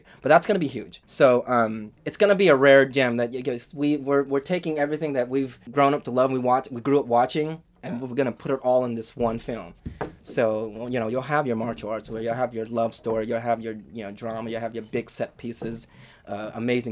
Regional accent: Battambang, Cambodia; now in Northern California, United States; I'm originally from Cambodia. We were born in a city called Battambang.

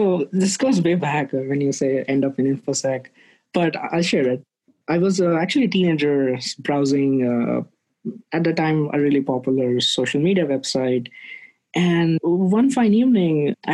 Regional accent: India; moved away as an adult; now in San Francisco Bay Area, United States; I'm originally from India, but I've been here in the US for about 6+ years now

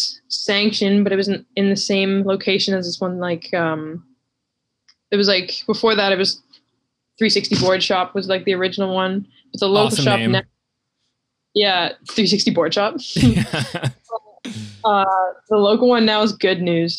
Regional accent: Victoria, British Columbia, Canada; moved away as an adult; now in Vancouver, Canada; I'm from like Vancouver Island. I'm from Victoria

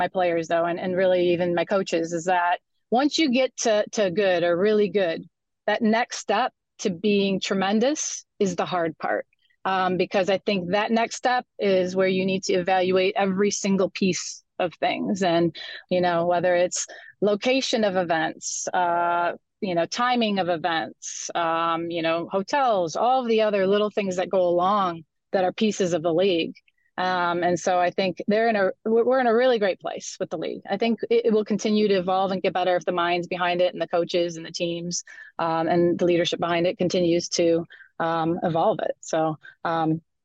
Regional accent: Livonia, Michigan, United States; I hail from Livonia, Michigan. I actually am where I grew up.

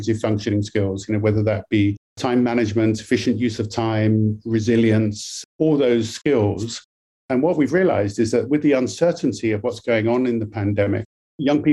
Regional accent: United Kingdom; now in British Columbia, Canada; I'm obviously from the UK, you can tell from my accent originally

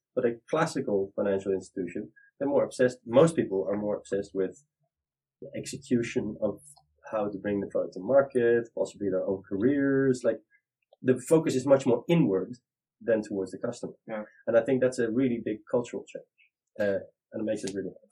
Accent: Netherlands; I'm uh, 40 years old from Holland

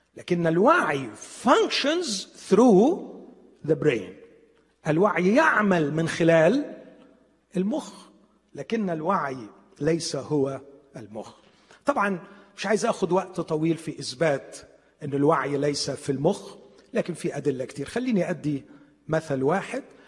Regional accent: Egypt; عندنا في مصر

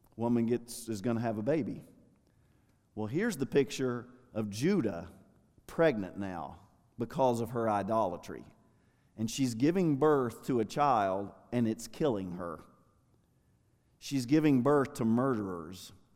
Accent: United States; I'm an American

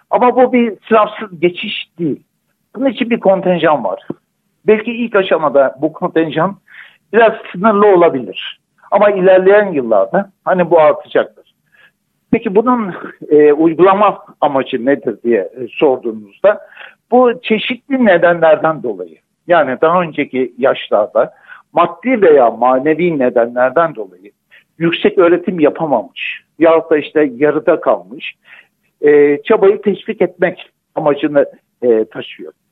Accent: Antakya, Hatay, Turkey; Ben depremden bir saat sonrasından itibaren bu süreçte hep buradayım. Ben zaten Antakyalıyım. Burada aktif görev alan doktorlardanım.

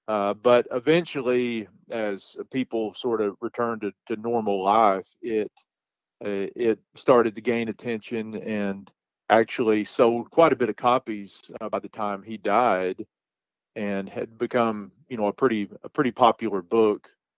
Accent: Izard County, Arkansas, United States; I was born and raised in the Ozarks, grew up on a little farm in Izard County, Arkansas.

